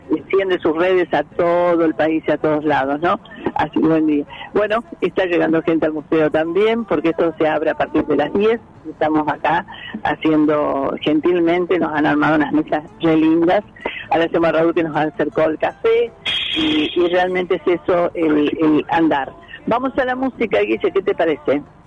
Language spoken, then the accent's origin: Spanish; Argentina; somos argentinos todos